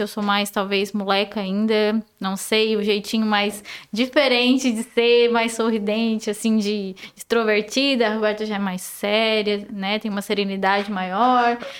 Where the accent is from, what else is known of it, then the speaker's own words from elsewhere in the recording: Sombrio, Santa Catarina, Brazil; also born or lived in Balneário Gaivota; Nasci, cresci em Sombrio, Balneário Gaivota